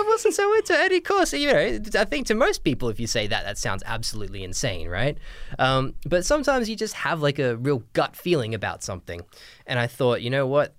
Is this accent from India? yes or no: no; Australia; moved away; I'm from Australia originally, but my dad's English